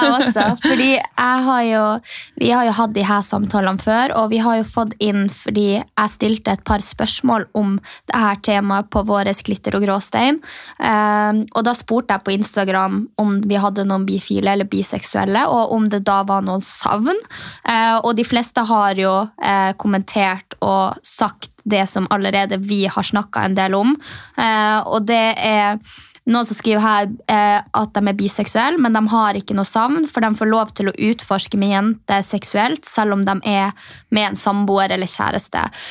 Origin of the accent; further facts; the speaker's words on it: Alta, Finnmark, Norway; moved away as an adult; now in Oslo, Norway; vi gikk sammen på videregående i Alta